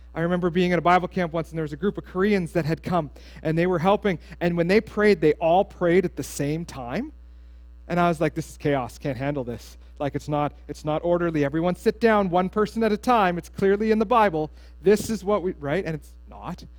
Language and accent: English; Steinbach, Manitoba, Canada; I grew up in Steinbach, Mennonites, anybody?